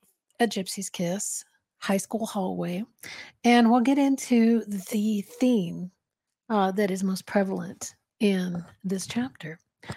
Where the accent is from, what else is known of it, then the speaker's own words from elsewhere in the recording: Santa Fe, New Mexico, United States; I was born and raised in Santa Fe, and my family lives here, not far from the school.